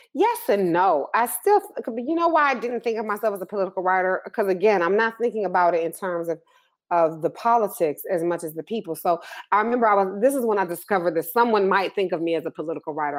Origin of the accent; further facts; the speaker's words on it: Detroit, Michigan, United States; also born or lived in Ann Arbor, Michigan; growing up in Detroit